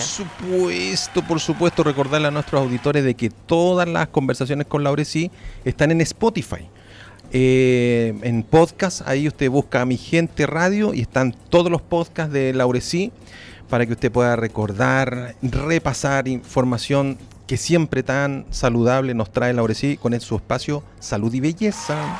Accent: Chile; Somos fome los chilenos

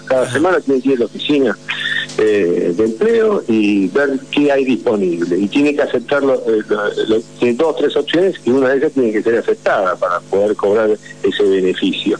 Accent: Argentina; somos argentinos

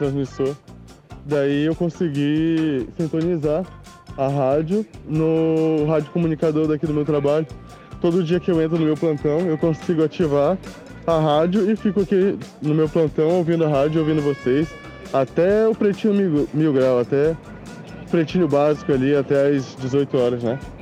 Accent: Manaus, Amazonas, Brazil; now in Florianópolis, Brazil; Sou, não sou daqui, sou de Manaus.

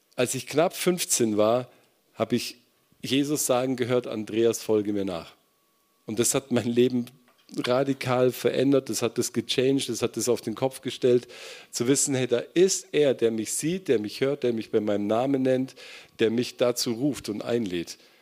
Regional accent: Kempten, Bavaria, Germany; moved away; in meiner Gemeinde erlebt, in Kempten, wo ich herkomme

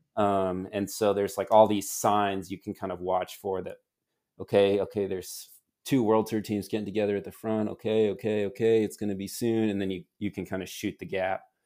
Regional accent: United States; moved away as an adult; now in Girona, Spain; at least I do as an American

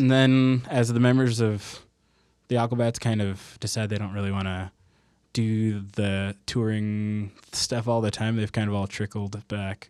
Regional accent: Southern California, United States; now in Salt Lake City, United States; I grew up in Southern California

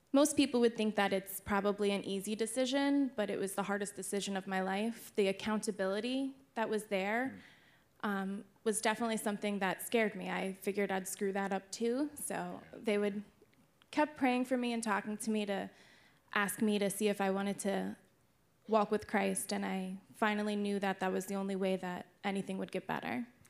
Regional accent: Jackson, New Jersey, United States; I grew up in Jackson, New Jersey.

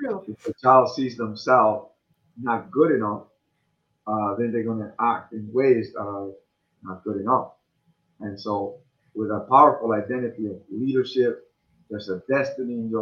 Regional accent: Cuba; now in United States; I come from Cuba.

